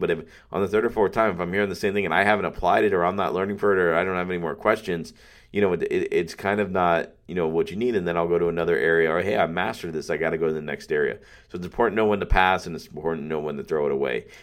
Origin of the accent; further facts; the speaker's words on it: Pembroke Pines, Florida, United States; I love Pembroke Pines. I love my hometown.